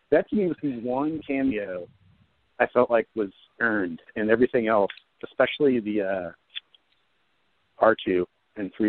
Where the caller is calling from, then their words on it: New Jersey, United States; from New Jersey.